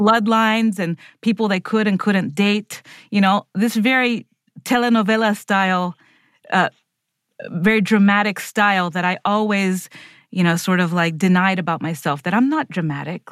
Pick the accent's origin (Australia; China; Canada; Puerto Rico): Puerto Rico; I'm like a Puerto Rican, s, white appearing girl